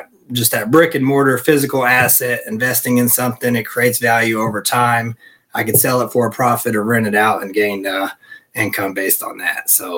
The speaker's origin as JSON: {"language": "English", "region": "North Carolina", "country": "United States", "tie": "born or raised there", "lives_now": "Phoenix, United States", "said": "North Carolina."}